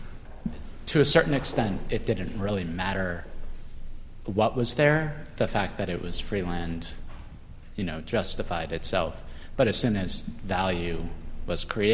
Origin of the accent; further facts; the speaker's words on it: New York City, New York, United States; I'm from New York City.